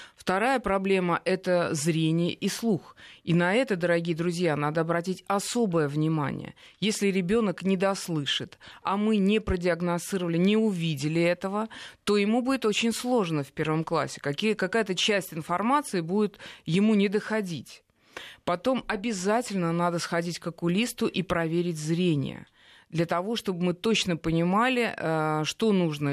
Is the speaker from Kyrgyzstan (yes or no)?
no; Russia; я вот из России